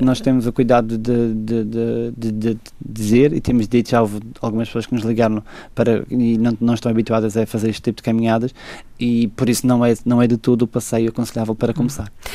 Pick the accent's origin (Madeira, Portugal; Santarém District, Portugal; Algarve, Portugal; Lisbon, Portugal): Madeira, Portugal; Eu cada vez mais acho que não conseguia viver sem ser na Madeira